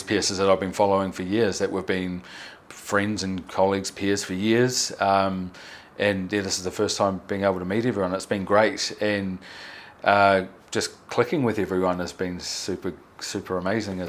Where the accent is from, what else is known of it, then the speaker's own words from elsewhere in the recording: New Zealand; I'm from New Zealand